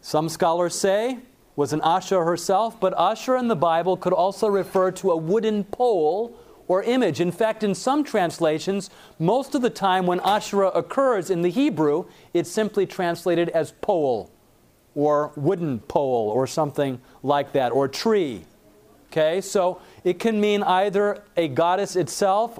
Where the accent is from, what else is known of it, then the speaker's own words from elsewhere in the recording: Lake Michigan, Midwest, United States; I grew up on Lake Michigan